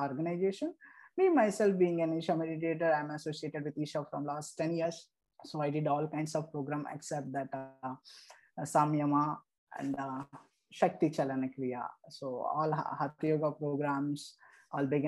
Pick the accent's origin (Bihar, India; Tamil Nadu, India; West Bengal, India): Tamil Nadu, India; Erode; I'm from Erode, Tamil Nadu